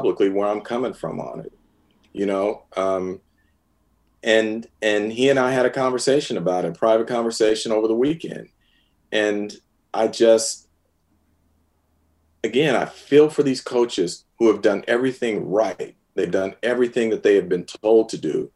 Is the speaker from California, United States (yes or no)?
yes; San Francisco, California, United States; I'm a San Francisco native. I was born in San Francisco, grew up watching the 49ers.